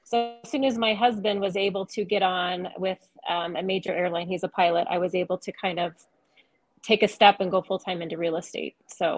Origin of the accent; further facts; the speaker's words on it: Loveland, Colorado, United States; I'm from Northern Colorado originally. I grew up in Loveland